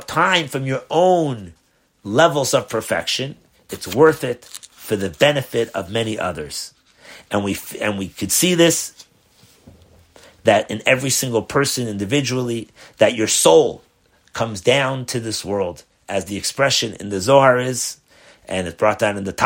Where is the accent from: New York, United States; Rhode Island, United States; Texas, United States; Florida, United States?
New York, United States; New York City; when I was brought up in Crown Heights